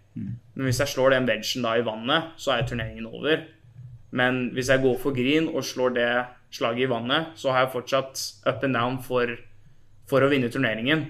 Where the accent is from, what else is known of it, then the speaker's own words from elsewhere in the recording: Norway; moved away as an adult; now in United States; hjemme i Norge